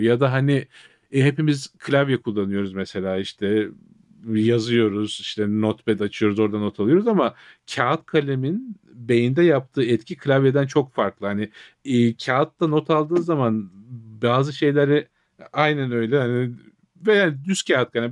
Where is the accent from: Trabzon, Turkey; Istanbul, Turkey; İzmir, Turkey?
Trabzon, Turkey; born or raised there; moved away